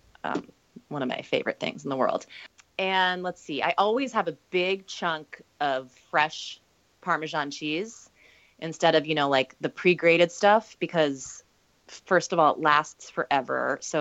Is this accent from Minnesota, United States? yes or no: yes; Minnesota, United States; I grew up in Minnesota